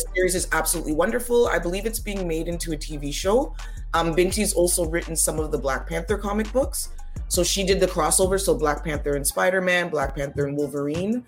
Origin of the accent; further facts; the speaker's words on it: Toronto, Ontario, Canada; also born or lived in Ottawa; I actually live where I was born. I was born in Toronto, Ontario, Canada. I was born right downtown and I still live there.